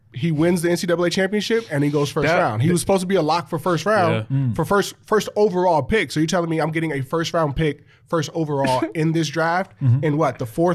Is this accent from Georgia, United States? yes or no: no; Los Angeles, California, United States; growing up in Los Angeles